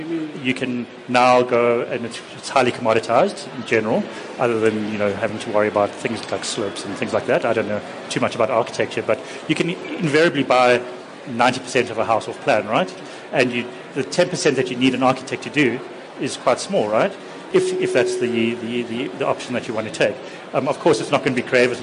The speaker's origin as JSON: {"language": "English", "town": "Johannesburg", "region": "Gauteng", "country": "South Africa", "tie": "born or raised there", "moved": "as an adult", "lives_now": "Cape Town, South Africa", "said": "When I lived in Johannesburg, I grew up in Hyde Park"}